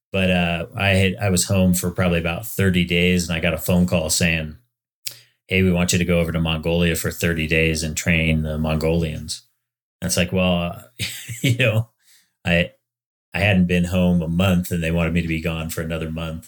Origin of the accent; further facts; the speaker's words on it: Palmer, Alaska, United States; moved away as an adult; also born or lived in Oregon / Washington / Florida; now in Estes Park, United States; I grew up in Palmer, Alaska, which, you know, has a lot of hayfields.